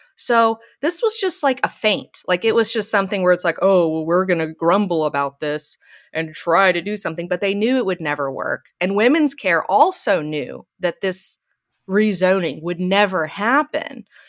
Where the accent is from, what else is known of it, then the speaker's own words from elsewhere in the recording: Alabama, United States; now in Los Angeles, United States; I grew up in Alabama.